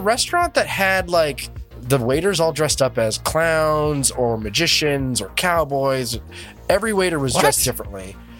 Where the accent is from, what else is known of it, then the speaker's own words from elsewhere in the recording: Southern California, United States; I grew up in Southern California.